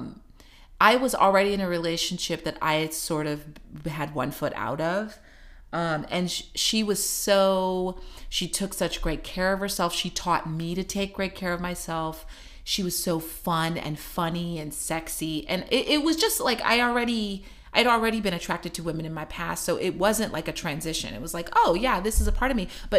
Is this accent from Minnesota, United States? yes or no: no; Missouri, United States; moved away; I came from the Bible Belt, right? Missouri. So it was a conservative family.